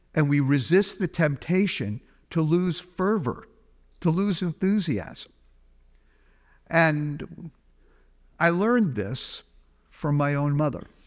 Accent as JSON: {"language": "English", "region": "New York", "country": "United States", "said": "as a New Yorker"}